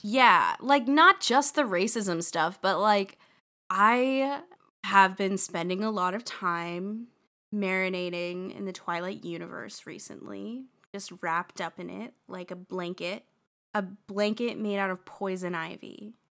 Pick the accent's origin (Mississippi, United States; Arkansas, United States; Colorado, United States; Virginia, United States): Colorado, United States; Boulder; Boulder, but that's my hometown.